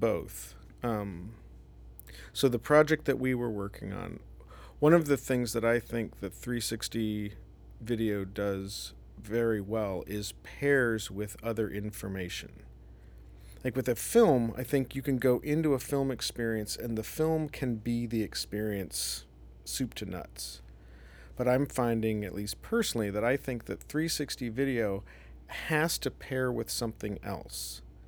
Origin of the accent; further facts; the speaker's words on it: Columbus, Ohio, United States; moved away as an adult; also born or lived in Evanston, Illinois / New York, United States; I'm from Ohio, so I grew up in Columbus